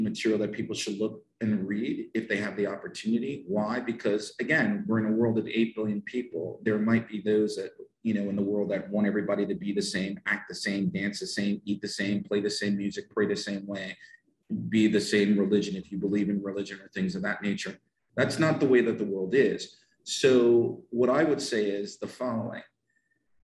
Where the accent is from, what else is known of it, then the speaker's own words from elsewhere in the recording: United States; I'm from the United States of America